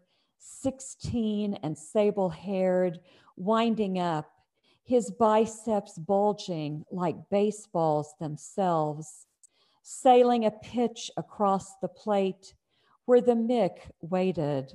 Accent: Oklahoma, United States; moved away as an adult; now in Indiana, United States; I'm originally from Oklahoma

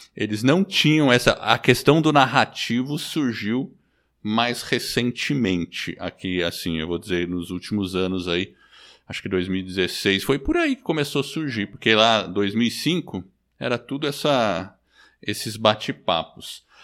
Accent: Brazil; also born or lived in United States; eu sou nascido nos Estados Unidos, vim pequeno para o Brasil

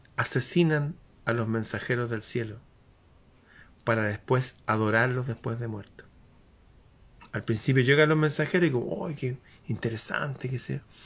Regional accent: Chile; aquí en mi país

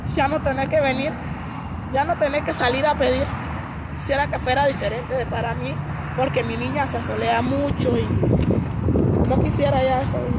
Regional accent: Río Esteban, Colón, Honduras; moved away as an adult; now in Mexico; Yo soy de Honduras, de la comunidad de Río Esteban, de Colón

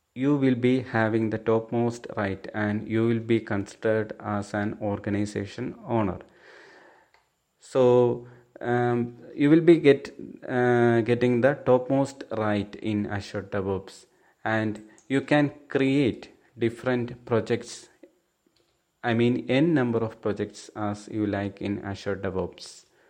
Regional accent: Thiruvananthapuram, Kerala, India; I'm from Thiruvananthapuram, Kerala state

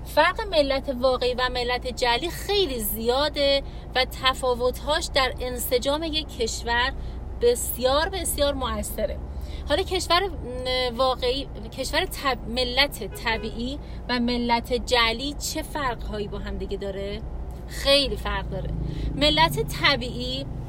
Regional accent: Iran; ما همچنان ایرانیم

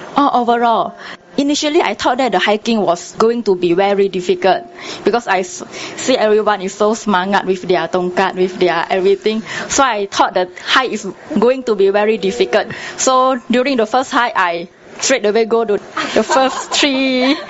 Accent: Tanah Merah, Kelantan, Malaysia; I was exposed to meditation when I was very young in my hometown

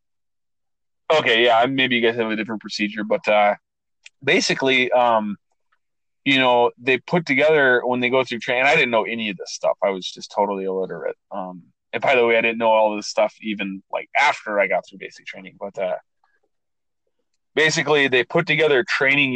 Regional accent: Minnesota, United States; moved away; I came from Minnesota

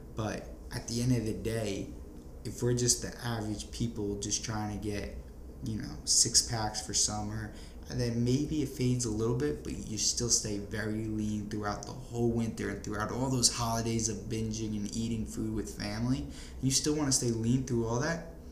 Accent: New Jersey, United States; moved away; also born or lived in Florida; being from New Jersey

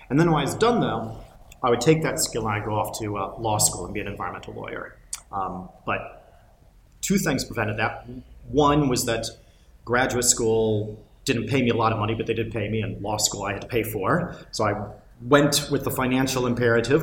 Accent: United States; accent: American; you can tell from the accent I'm American

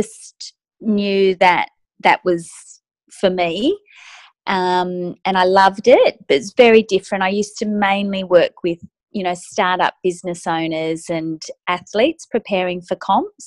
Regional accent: Sydney, New South Wales, Australia; I'm from Sydney, Australia.

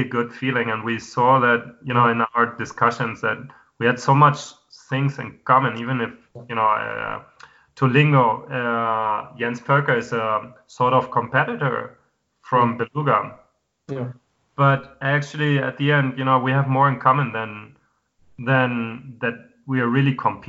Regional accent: Hamburg, Germany; now in Madrid, Spain; my hometown

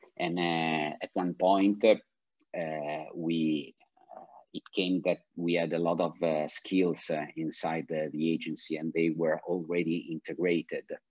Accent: Milan, Lombardy, Italy; I grew up in Milan, and my father is uh, from Naples

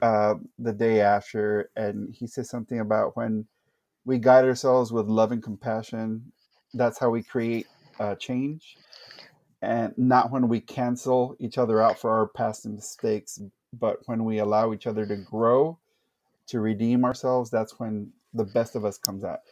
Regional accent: Brownsville, Texas, United States; also born or lived in San Antonio, Texas; born and raised in Brownsville, Texas

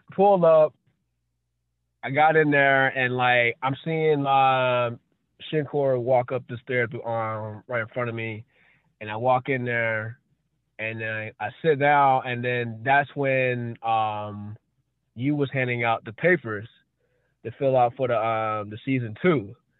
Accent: North Carolina, United States; I grew up in North Carolina

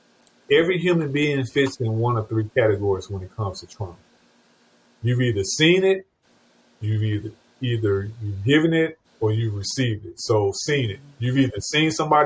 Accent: St. Louis, Missouri, United States; now in Charlotte, United States; I grew up and was born and raised in St. Louis, Missouri

